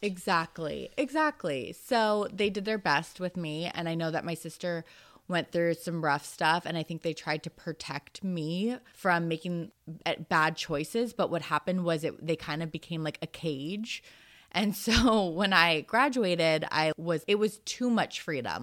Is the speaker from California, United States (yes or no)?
yes; Marin, California, United States; moved away as an adult; I wanted to get out of Marin